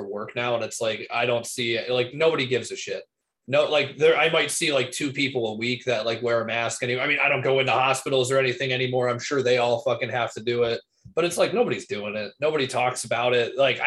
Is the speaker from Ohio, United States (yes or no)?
yes; Cleveland, Ohio, United States; oh, like Cleveland.